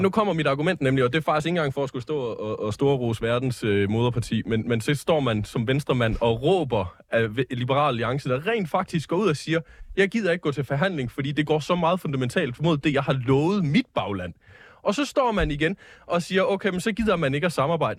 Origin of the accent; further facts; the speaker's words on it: South Jutland, Southern Denmark, Denmark; i Sydjylland, hvor jeg kommer fra